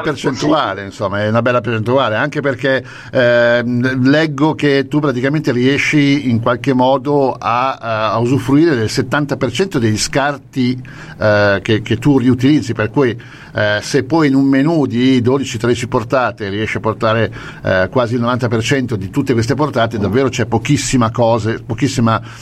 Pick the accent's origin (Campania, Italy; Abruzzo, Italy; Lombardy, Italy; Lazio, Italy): Lombardy, Italy; io sono lombardo